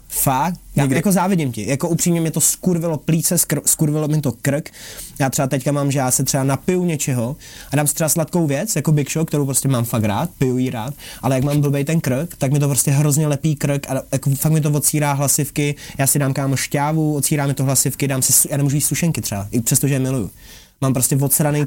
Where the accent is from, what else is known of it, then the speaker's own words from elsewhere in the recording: Prague, Czechia; když jsem z Palmovky